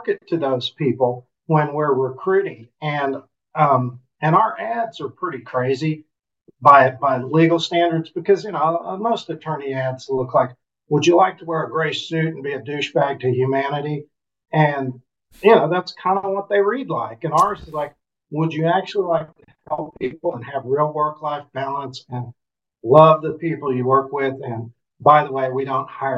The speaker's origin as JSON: {"language": "English", "town": "Enid", "region": "Oklahoma", "country": "United States", "tie": "born or raised there", "said": "Enid's my hometown where we live, small city"}